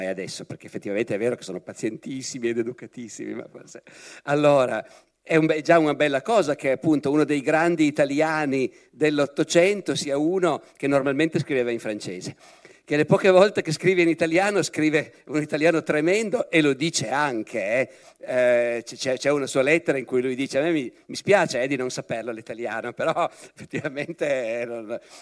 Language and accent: Italian; Piedmont, Italy; Io che sono piemontese, uno dei colpi più duri al mio orgoglio di piemontese